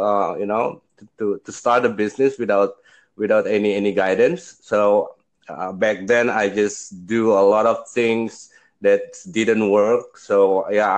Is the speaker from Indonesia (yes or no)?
yes; Indonesia; I'm from Indonesia